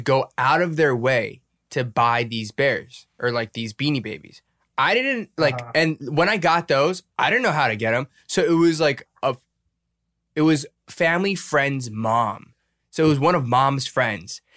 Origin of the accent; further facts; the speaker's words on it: United States; as an American